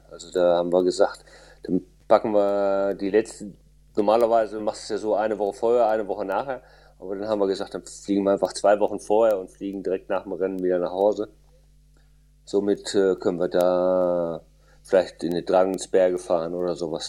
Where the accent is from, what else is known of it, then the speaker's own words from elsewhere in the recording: Germany; als äh, Deutscher